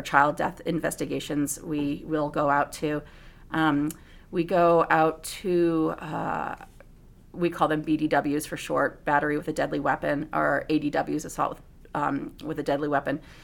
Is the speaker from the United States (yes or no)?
yes; Bethany, Connecticut, United States; moved away; also born or lived in Southern California; I was actually born in Connecticut in a small little farm town, uh, Bethany, right outside of New Haven, Connecticut